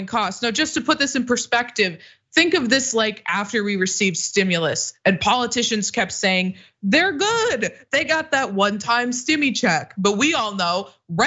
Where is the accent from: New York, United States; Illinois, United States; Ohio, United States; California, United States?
Illinois, United States; I'm from Illinois